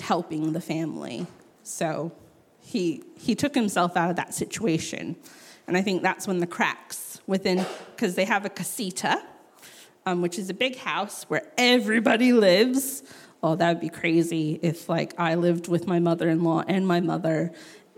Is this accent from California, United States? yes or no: no; New Mexico, United States; I grew up in New Mexico